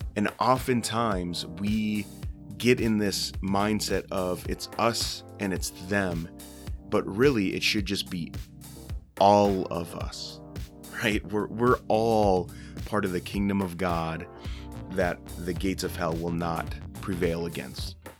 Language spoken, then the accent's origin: English; Minnesota, United States; I live in Minnesota. I'm from Minnesota